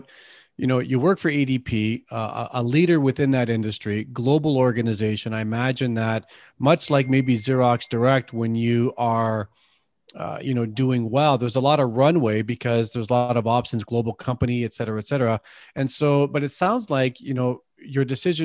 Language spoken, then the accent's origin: English; Canada; I'm from Canada